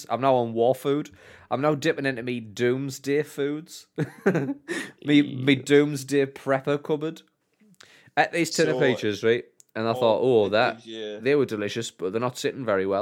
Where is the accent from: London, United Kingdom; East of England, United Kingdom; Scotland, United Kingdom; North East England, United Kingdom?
North East England, United Kingdom; Sunderland; We are all from Sunderland South, the best side of the water